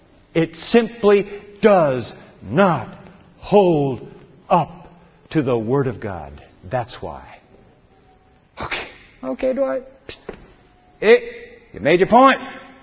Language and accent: English; Japan; Earthquake. I grew up in Japan. We used to wake up in the middle of the night, our beds just shaking. Japan is the whole nation on a fault.